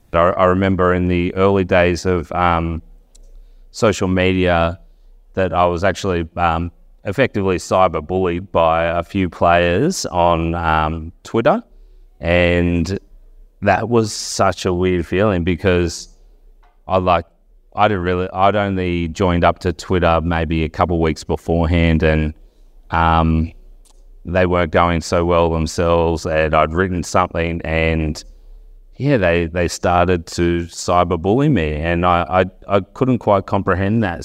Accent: Wagga Wagga, New South Wales, Australia; moved away as an adult; now in Canberra, Australia; I'm from Wagga originally, came over to the University of Canberra

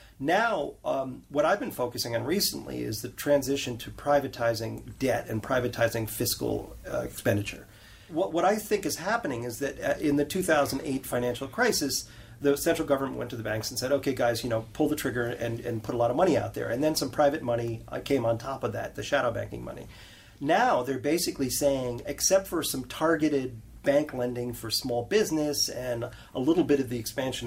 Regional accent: New York, United States; when I grew up in New York

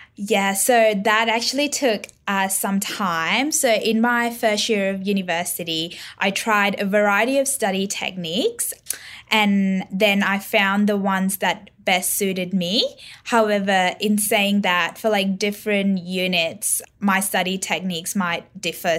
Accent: Northern Territory, Australia; growing up, N T has been very supportive of, like, everything I've done

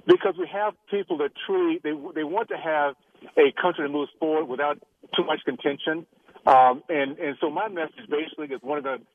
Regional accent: Tallahassee, Florida, United States; moved away; the values I grew up with in Tallahassee, Florida, back in the long, you know, long, long ago, Deep South

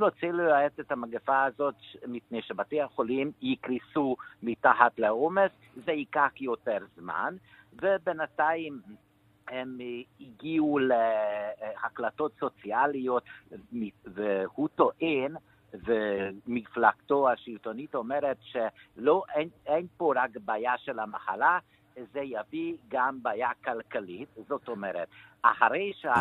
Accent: Hungary; moved away; also born or lived in Israel; אני נולדתי בדיקטטורה בשנות ה-50 ולא במקרה שאני ברחתי מפה

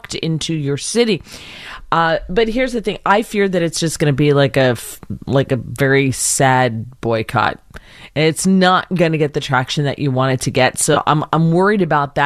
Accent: United States; I grew up in that area and I grew up in the New York metropolitan area

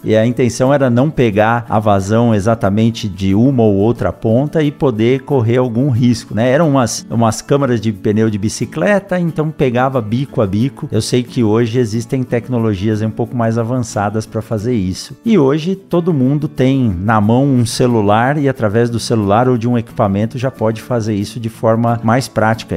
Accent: São Paulo, Brazil; Eu também nasci em São Paulo, no meio dessa selva de pedras, não tinha nenhum contato direto com o campo

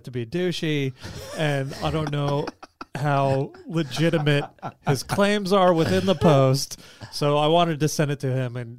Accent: Kansas, United States; now in New Zealand; we grew up in Kansas

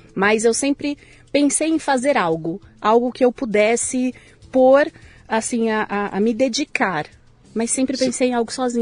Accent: São Paulo, Brazil; now in São Caetano do Sul, Brazil; Eu nasci em São Paulo

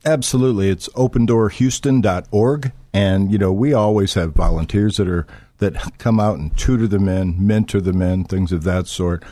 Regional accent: Florida, United States; moved away as an adult; also born or lived in Michigan; I was born in Florida and, uh, moved to Michigan when I was about eighteen years old

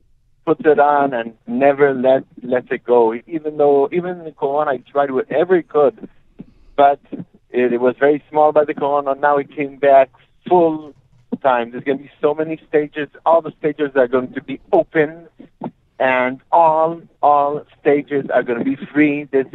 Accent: Safed, Northern District, Israel; I grew up in Tzfat, and I grew up on this klezmer music.

